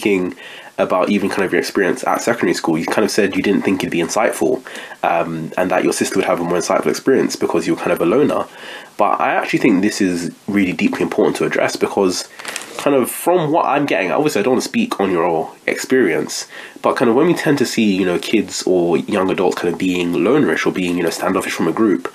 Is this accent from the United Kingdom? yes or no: yes; United Kingdom; as a black British person in the UK